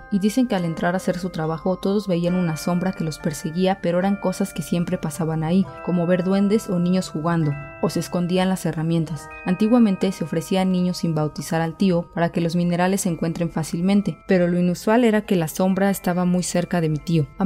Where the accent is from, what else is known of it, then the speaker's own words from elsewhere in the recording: Cochabamba, Bolivia; Mira, yo soy de Bolivia, Cochabamba, pero mi familia de parte de mi papá es de Oruro, departamento de Bolivia